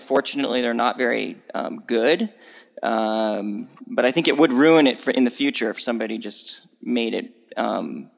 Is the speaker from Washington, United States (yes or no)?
yes; Washington, United States; now in California, United States; I moved from growing up in Washington State to California.